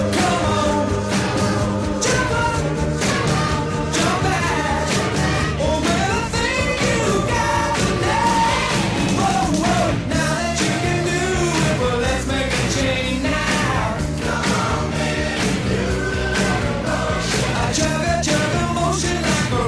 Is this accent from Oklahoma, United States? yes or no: no; Flint, Michigan, United States; We grew up in Flint listening to WAMM